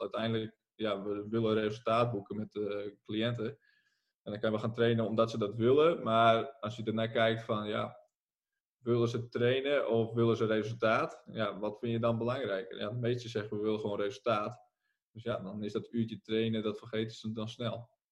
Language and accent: Dutch; Friesland, Netherlands; ik kom ook uit Friesland.